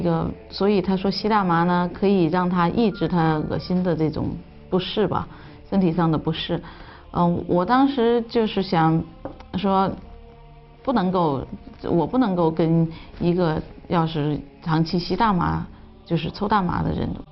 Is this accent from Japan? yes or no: no; China; 我们中国人的这种传统的理念